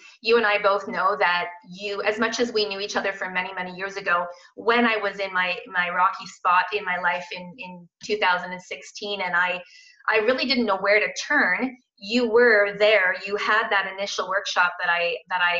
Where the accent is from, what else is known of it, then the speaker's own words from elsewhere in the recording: Kitchener, Ontario, Canada; I'm actually from Kitchener, Waterloo, born and raised and still living here